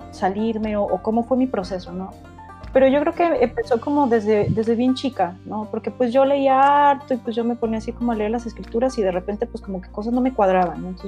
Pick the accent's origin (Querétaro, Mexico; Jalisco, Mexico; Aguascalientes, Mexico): Jalisco, Mexico; Guadalajara; moved away as an adult; also born or lived in Guanajuato / Puebla; Sí, mira, eh, yo nací en Guadalajara a los 20, ¿cuántos años? Como a los 23, cuando me gradué, me fui a vivir a Guanajuato otros dos años, luego me fui a Puebla otros dos años